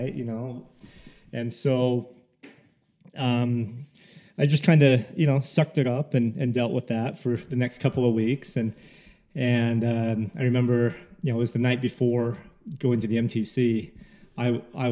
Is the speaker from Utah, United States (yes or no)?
yes; Salt Lake City, Utah, United States; I'm from Salt Lake